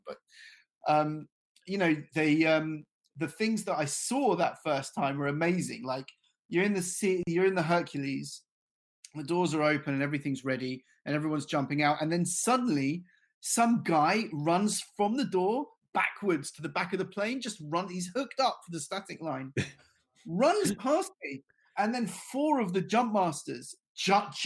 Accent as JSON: {"language": "English", "region": "London", "country": "United Kingdom", "tie": "born or raised there", "said": "I grew up in London"}